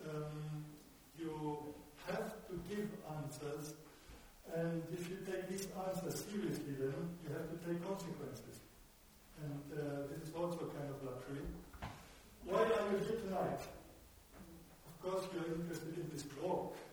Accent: Munich, Bavaria, Germany; first language German; English is a second language; I'm not a native English speaker. I'm from Germany, from Munich

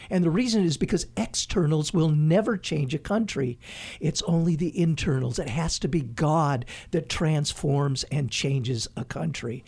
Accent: United States; moved away; also born or lived in Haiti; As an American

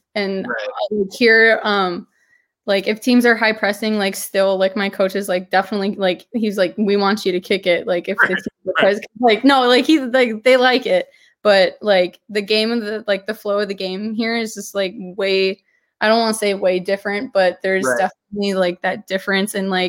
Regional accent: Sioux Falls, South Dakota, United States; I'm from Sioux Falls, South Dakota.

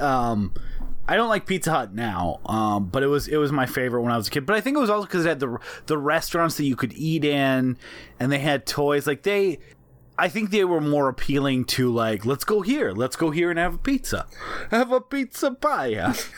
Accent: New York, United States; accent: New York; our New York accents

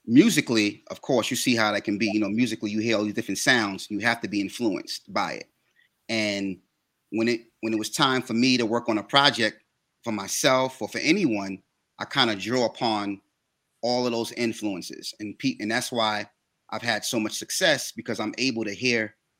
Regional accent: New York City, New York, United States; I grew up in New York, and there's a section of New York called East New York

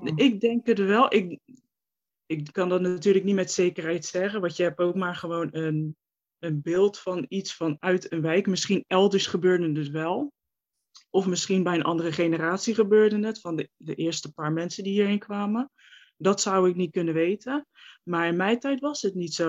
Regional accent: Rotterdam, South Holland, Netherlands; ik ben 28, ik kom uit Rotterdam. En daar mhm. woon ik ook eh, nu nog steeds.

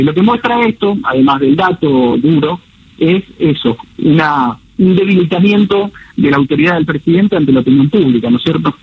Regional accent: Argentina; moved away as an adult; now in Miami, United States; mi consultora está acá en Miami, soy argentino, pero hace 5 mm. o 6 años que, vivo acá

